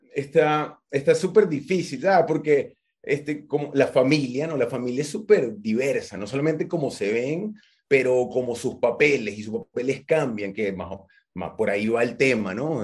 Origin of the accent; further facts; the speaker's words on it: Venezuela; yo venezolano, mi, mi, mamá venezolana, mi papá venezolano